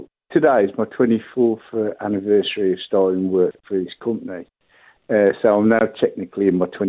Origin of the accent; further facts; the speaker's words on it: Black Country, West Midlands, United Kingdom; accent: yam yam; I'm not from Birmingham. I'm a yam yam. I'm from the West Midlands. I live just outside of Wolverhampton.